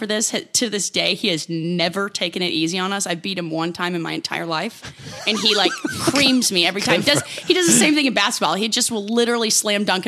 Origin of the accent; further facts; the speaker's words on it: Dallas, Texas, United States; moved away; I grew up in Texas